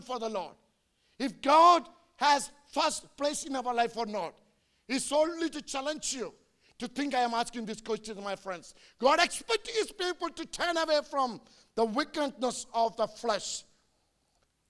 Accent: India; I'm an Indian preacher.

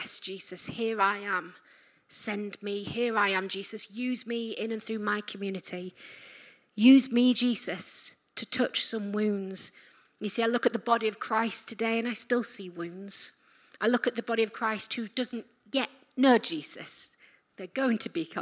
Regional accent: Yorkshire and the Humber, United Kingdom; I'm from Yorkshire.

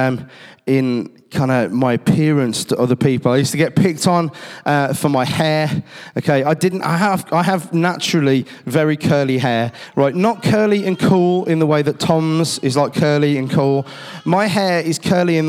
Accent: Cradley Heath, West Midlands, United Kingdom; I grew up down on Bars Road, the same place where Hayden Hill Leisure Centre is, and in my school, Timber Tree

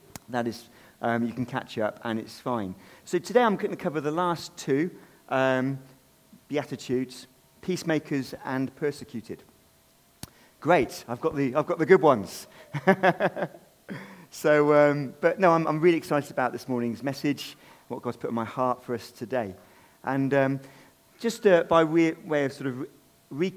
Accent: United Kingdom; I am personally British, but then I'm not purely British. I've got a mixture of all sorts in me, including Jewish and including Irish and English. So I am a mixture, but I am British

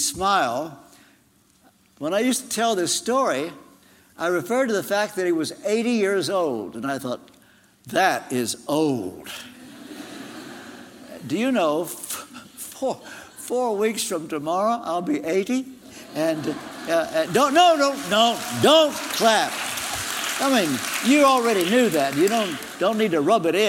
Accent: Ashland, Kentucky, United States; As a teenager, in my hometown of Ashland, Kentucky

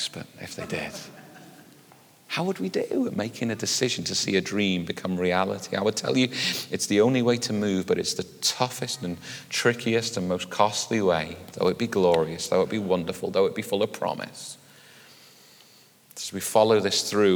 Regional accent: United Kingdom; we're British

